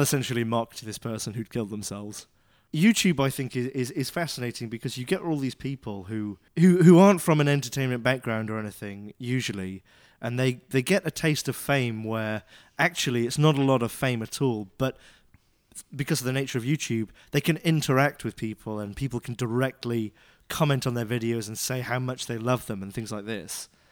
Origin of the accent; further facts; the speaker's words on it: United Kingdom; moved away; I'm British